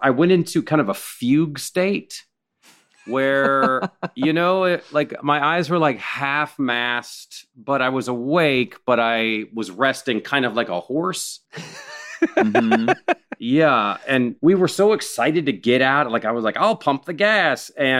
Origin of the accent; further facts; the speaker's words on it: West Coast, United States; And like growing up on the West Coast, you hear about New Hampshire and you're like, oh, right. Where is that?